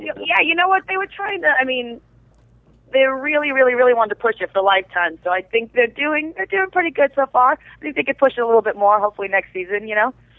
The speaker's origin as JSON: {"language": "English", "town": "New York City", "region": "New York", "country": "United States", "accent": "Brooklyn", "moved": "yes", "said": "I'm originally from Brooklyn"}